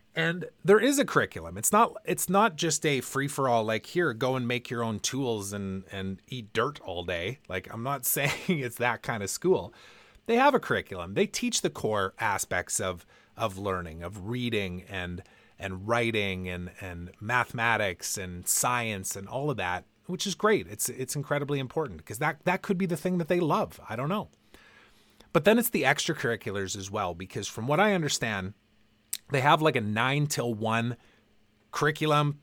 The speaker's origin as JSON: {"language": "English", "country": "Canada", "also_born_or_lived": "Vancouver", "lives_now": "West Kelowna, Canada", "said": "I'm proud to be Canadian. I love being Canadian. My family's here"}